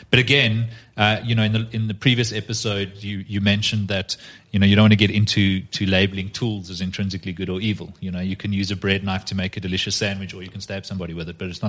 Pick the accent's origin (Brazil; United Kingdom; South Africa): South Africa; I can't go, as a South African law enforcement officer and get a South American bank to show me their ledger